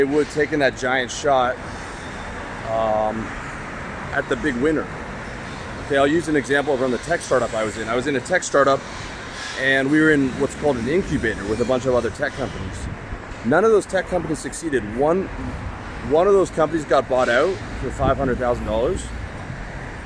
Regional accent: Canada; also born or lived in Thailand; now in Eastern Europe; I'm from Canada.

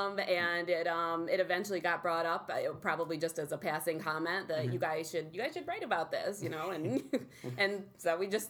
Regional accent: Verona, New York, United States; now in Utica, United States; Yes, born and raised in Verona.

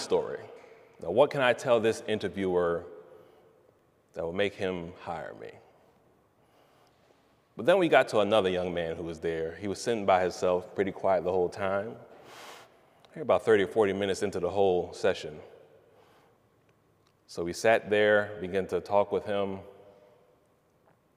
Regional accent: East Orange, New Jersey, United States; I'm from East Orange, New Jersey

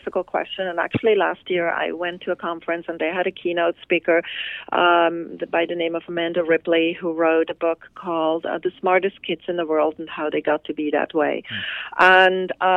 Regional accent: Switzerland; now in California, United States; my home country, which is Switzerland

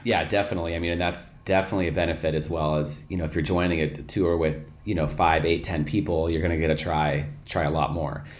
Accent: Portland, Oregon, United States; moved away as an adult; I'm originally from Portland, Oregon

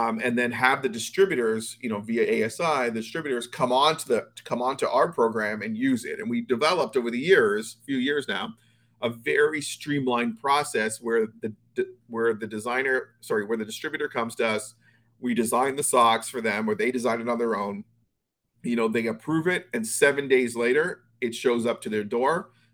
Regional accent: Toronto, Ontario, Canada; now in Florida, United States; I'm actually from Toronto originally. I grew up there.

